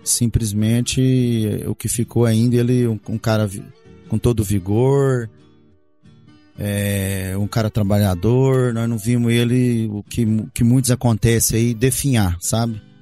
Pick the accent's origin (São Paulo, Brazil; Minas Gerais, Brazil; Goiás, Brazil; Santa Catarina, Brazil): Goiás, Brazil; Montividiu; also born or lived in Goioerê, Paraná / Rio Verde, Goiás; cresci ali em Montevidil